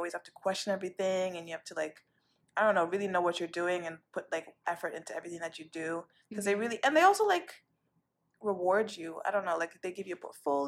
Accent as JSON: {"language": "English", "region": "Arusha", "country": "Tanzania", "said": "I'm from Arusha, Tanzania"}